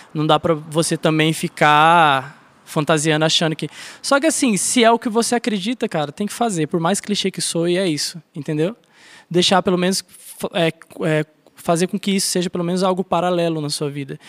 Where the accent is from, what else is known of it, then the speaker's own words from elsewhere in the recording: São José dos Campos, São Paulo, Brazil; eu nasci em São Paulo, em São José dos Campos, interior, Vale do Paraíba.